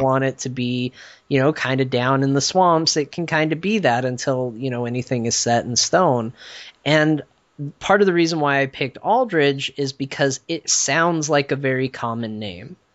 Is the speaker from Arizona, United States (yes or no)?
yes; Flagstaff, Arizona, United States; my hometown, uh, Flagstaff, where I grew up.